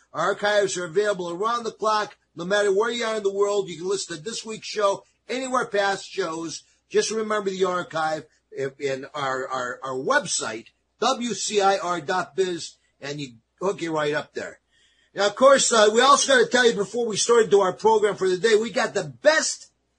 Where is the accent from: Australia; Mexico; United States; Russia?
United States; East Coast; we're Italians. I'm Italian from the East Coast.